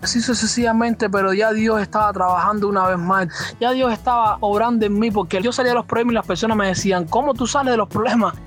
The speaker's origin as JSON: {"language": "Spanish", "country": "Cuba", "said": "Soy de acá de Cuba"}